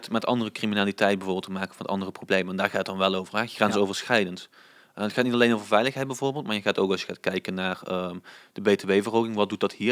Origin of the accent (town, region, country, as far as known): Swalmen, Limburg, Netherlands